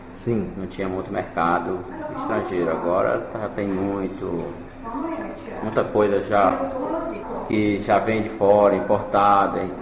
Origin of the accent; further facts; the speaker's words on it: Fortaleza, Ceará, Brazil; born there; É, eu nasci